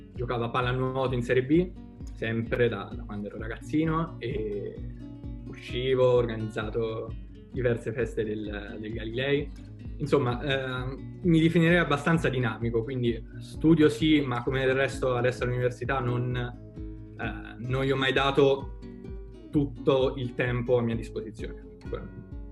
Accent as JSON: {"language": "Italian", "town": "Perugia", "region": "Umbria", "country": "Italy", "said": "sono perugino doc"}